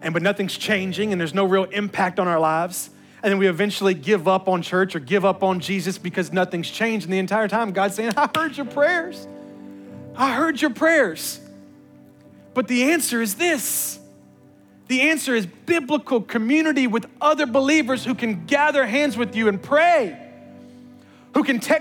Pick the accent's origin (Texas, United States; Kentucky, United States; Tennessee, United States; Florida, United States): Tennessee, United States; Memphis; I'm from the hood. I was raised in Memphis